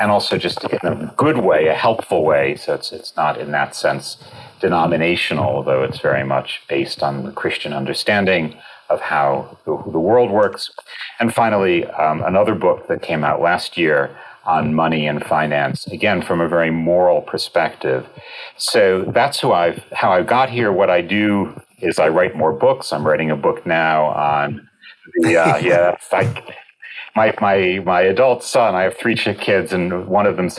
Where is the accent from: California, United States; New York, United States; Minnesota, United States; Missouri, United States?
New York, United States; moved away as an adult; now in Oxford, United Kingdom; I am an American born in New York